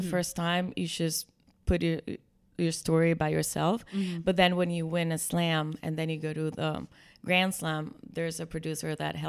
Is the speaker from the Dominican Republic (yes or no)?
yes; Dominican Republic; now in New York, United States; I'm from the Dominican Republic.